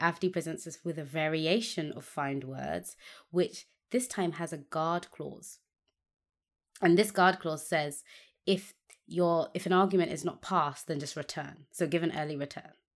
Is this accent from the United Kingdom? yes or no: yes; United Kingdom; as a British person